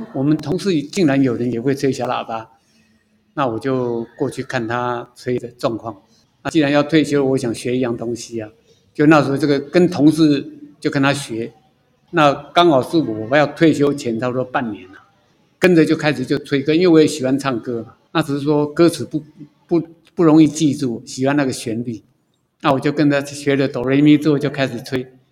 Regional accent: Taipei, Taiwan; moved away as an adult; now in Hualien, Taiwan; 我是台北人，工作在花莲

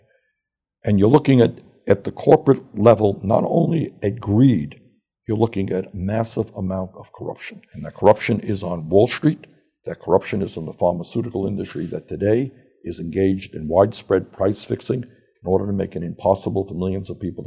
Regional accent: New York City, New York, United States; accent: Brooklyn

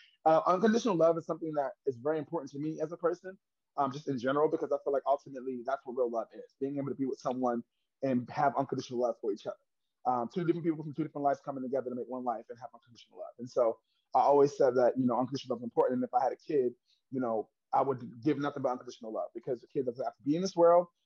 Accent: New York, United States; I'm from Harlem, New York.

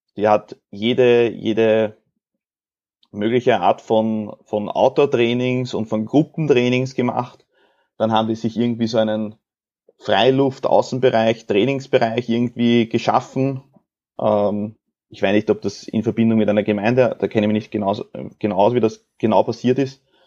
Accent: Austria; bei uns in Österreich

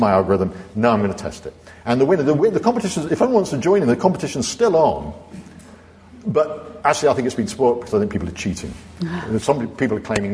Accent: North Devon, South West England, United Kingdom; I come from North Devon, and I've got a little flat in Ilfracombe where I'm going to spend my dotage

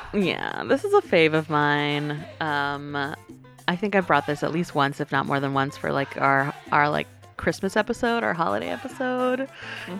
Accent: North Carolina, United States; growing up in the South in North Carolina

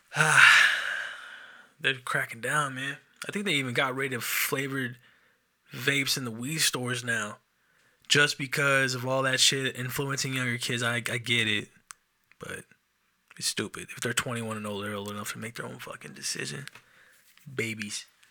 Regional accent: Enumclaw, Washington, United States; I'm from Enum Claw

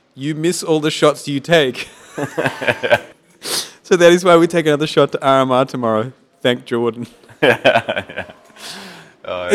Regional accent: Australia; I'm from Australia

